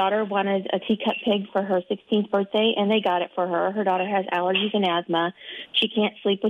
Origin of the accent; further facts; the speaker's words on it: Springfield, Illinois, United States; moved away; I grew up in Central Illinois.